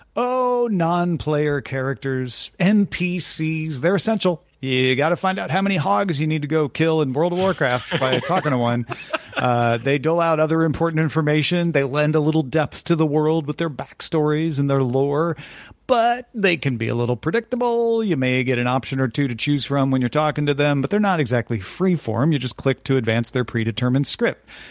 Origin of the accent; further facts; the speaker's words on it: Greenville, Illinois, United States; it's my hometown